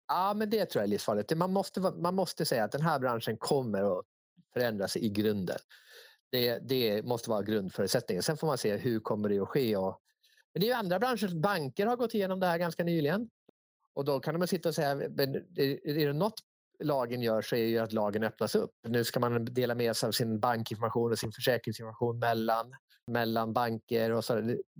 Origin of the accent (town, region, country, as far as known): Sweden